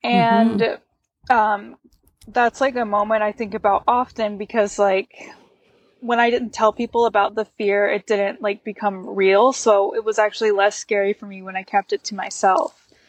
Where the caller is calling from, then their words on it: Bozeman, Montana, United States; I'm in Bozeman, Montana.